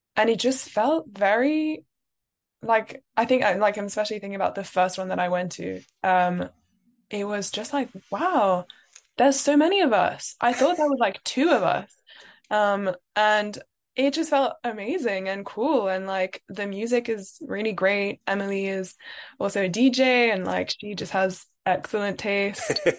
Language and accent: English; London, United Kingdom; I am French, but I grew up in London.